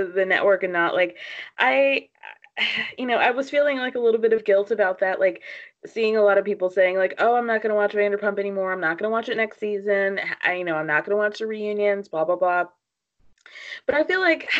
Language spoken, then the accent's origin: English; New York City, New York, United States; as a New Yorker